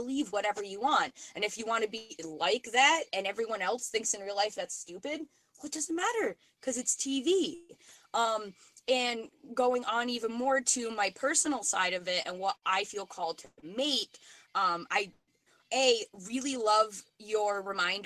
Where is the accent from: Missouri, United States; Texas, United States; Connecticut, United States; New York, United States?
New York, United States; moved away as an adult; now in Vermont, United States; just moved to Vermont. I'm from New York